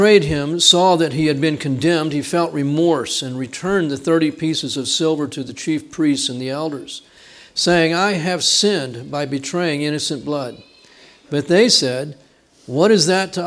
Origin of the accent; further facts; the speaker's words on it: Texas, United States; I'm from Texas.